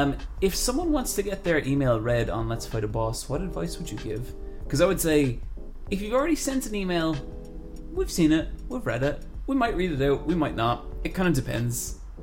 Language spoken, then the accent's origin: English; Ireland; Irish people ask me, am I American? But Americans know I'm Irish.